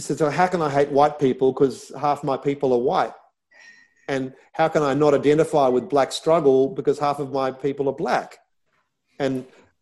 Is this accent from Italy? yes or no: no; Australia; growing up in Australia, Anglo-Saxon background, white skin